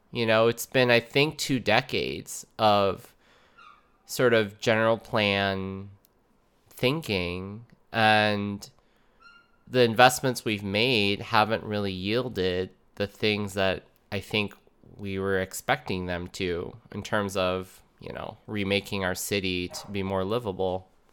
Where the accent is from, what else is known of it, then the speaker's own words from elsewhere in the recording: Minneapolis suburbs, Minnesota, United States; I've been living in Minneapolis, my hometown, and I, okay, I grew up in the suburbs, but I lived in Minneapolis for ten years